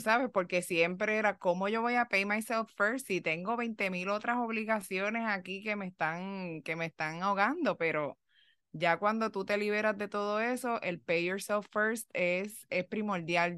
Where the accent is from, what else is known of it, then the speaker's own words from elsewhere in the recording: Puerto Rico; moved away as an adult; now in United States; cuando yo vine de Puerto Rico para los Estados Unidos